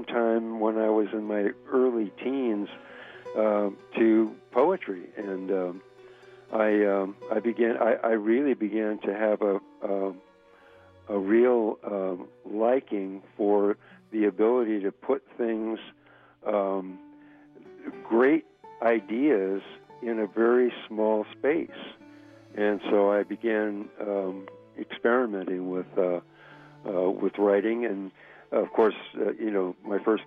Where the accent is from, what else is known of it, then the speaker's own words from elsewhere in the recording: Carmel Valley, California, United States; also born or lived in New Monterey, California; I grew up in Carmel Valley